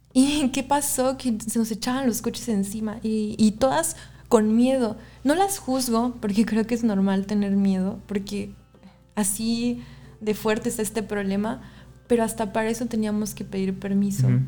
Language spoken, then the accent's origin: Spanish; Xalapa, Veracruz, Mexico; somos de Jalapa, Veracruz